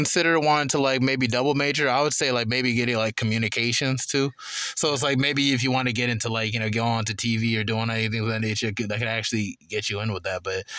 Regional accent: Charlotte, North Carolina, United States; I'm from East Side Charlotte

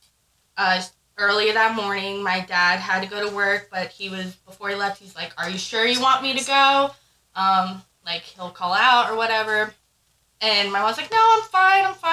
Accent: Tuckerton, New Jersey, United States; moved away; I'm originally from New Jersey. It's a small town called Tuckerton

